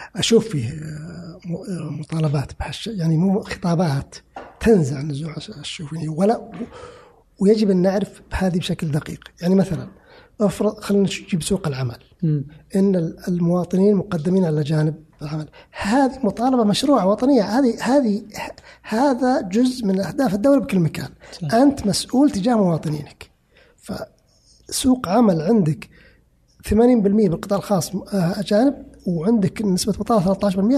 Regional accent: Saudi Arabia; أنا كسعودي

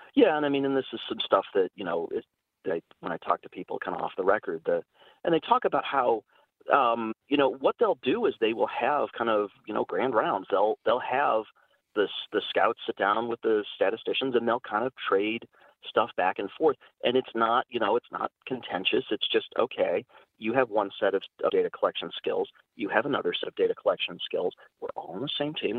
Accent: Cleveland, Ohio, United States; I grew up in Cleveland

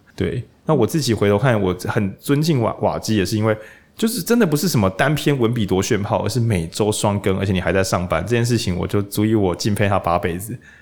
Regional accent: Lukang, Changhua County, Taiwan; moved away; 我是彰化人，鹿港这样

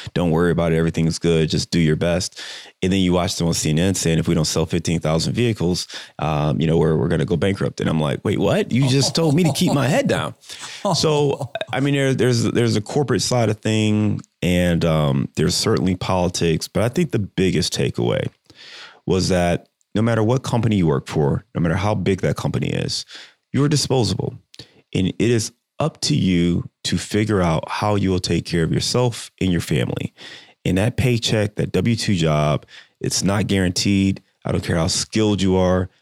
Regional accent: Cleveland, Ohio, United States; moved away; I'm from Cleveland

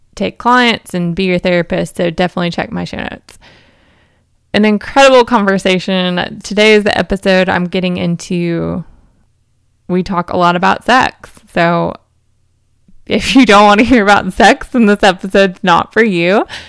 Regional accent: Tennessee, United States; I grew up in Tennessee in the South in the United States

